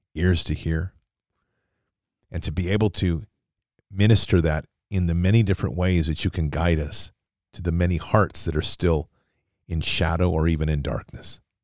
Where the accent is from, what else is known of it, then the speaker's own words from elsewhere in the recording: United States; as an American